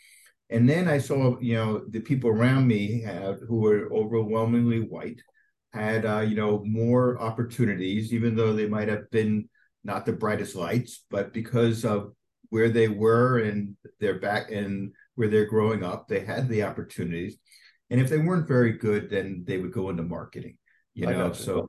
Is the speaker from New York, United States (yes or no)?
yes; Scarsdale, New York, United States; I grew up in Scarsdale.